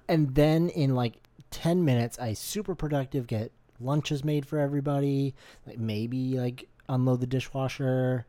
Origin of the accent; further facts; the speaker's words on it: Canada; we're Canadian